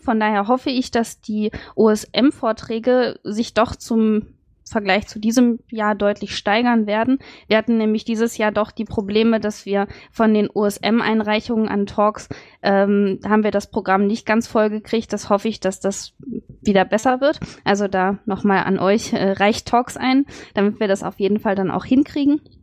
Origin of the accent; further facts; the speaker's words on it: Dresden, Saxony, Germany; ich komme auch aus Dresden